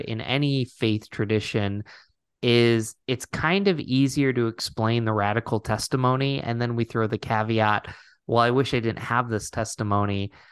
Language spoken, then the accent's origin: English; Binghamton, New York, United States; I grew up in Binghamton, New York, not too far from Rochester